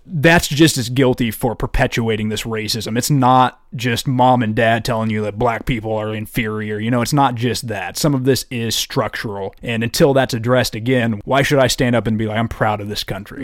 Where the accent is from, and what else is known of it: United States